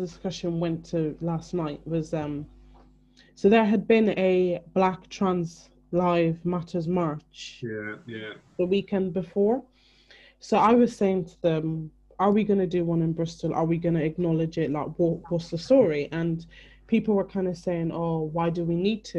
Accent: Ireland; moved away; I'm from Ireland originally, which is predominantly white, predominantly Christian. They weren't really keen on the gay people at all, really, for many years, even while I was growing up.

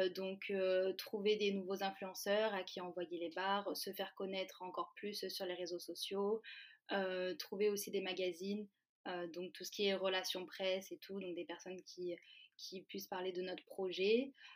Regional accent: Valence, Auvergne-Rhône-Alpes, France; moved away as an adult; now in Paris, France; de base moi je suis de Valence

